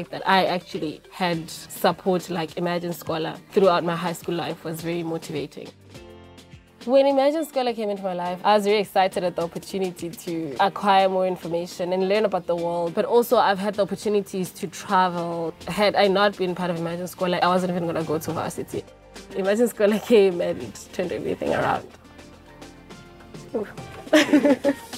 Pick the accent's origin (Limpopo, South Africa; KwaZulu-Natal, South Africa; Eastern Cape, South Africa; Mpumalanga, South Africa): Mpumalanga, South Africa; Nkomazi; I was born in Lenkomazi